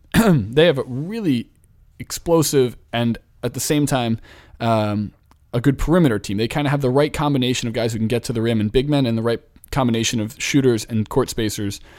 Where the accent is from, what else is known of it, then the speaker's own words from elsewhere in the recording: Philadelphia, Pennsylvania, United States; also born or lived in Brooklyn, New York; now in New York, United States; I was just home in Philadelphia for the last three days.